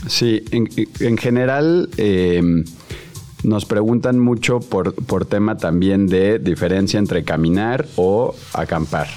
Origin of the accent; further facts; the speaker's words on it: Mexico City, Mexico; yo crecí en la Ciudad de México